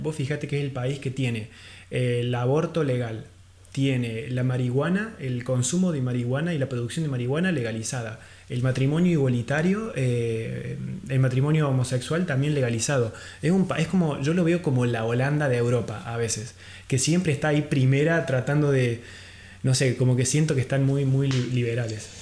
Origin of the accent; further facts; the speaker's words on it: Argentina; uno es mi país natal, Argentina